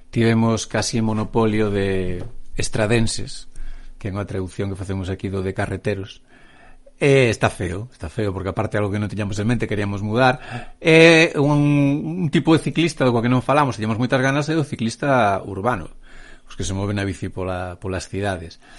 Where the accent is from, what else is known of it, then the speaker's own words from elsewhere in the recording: Santiago de Compostela, Galicia, Spain; also born or lived in Noia; eu son de Santiago, pero bueno, a miña nai é de Noia, entón pasei na miña infancia e principio de adolescencia fins de semana e vacacións todos en Noia